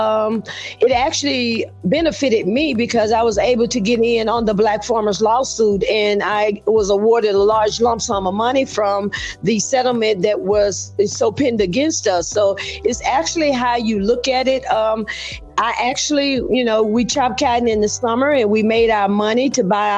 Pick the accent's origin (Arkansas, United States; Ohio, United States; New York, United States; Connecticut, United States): Arkansas, United States; Gould; moved away as an adult; now in Atlanta, United States; I am originally from Arkansas, a little small rural town called Gould, G-O-U-L-D